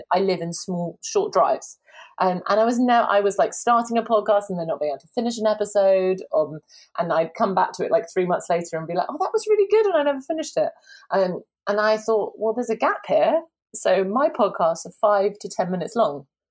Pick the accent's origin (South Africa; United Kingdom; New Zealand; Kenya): United Kingdom; now in London, United Kingdom; I'm so British. I'm very southern British.